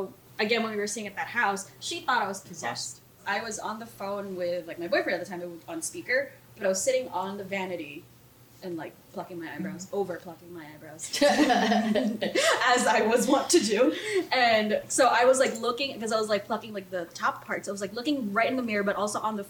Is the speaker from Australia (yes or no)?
no; Philippines; the house that I grew up in the Philippines was on farmland.